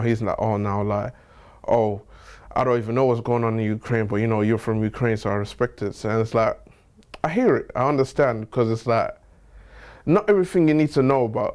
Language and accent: English; Nigeria; So I'm Nigerian